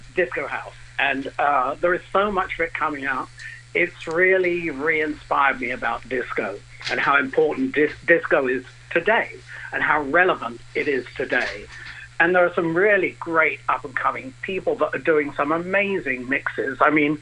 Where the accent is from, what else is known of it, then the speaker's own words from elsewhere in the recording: England, United Kingdom; moved away as an adult; also born or lived in Brighton / Netherlands / Texas; I was born in England, and my residency was in Brighton